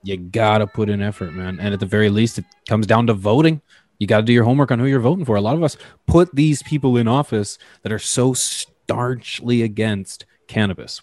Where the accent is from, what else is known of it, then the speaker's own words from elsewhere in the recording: Canada; I mean that as a Canadian